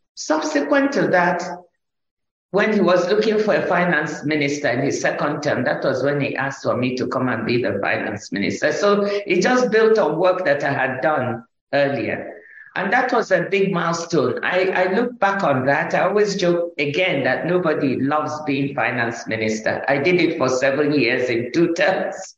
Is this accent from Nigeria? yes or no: yes; Nigeria; when I was growing up in Nigeria, I grew up in first in the village with my grandmother